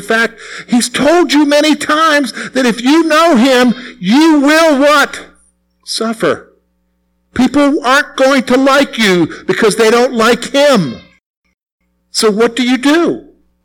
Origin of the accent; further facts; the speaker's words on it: South Carolina, United States; moved away; South Carolina where I grew up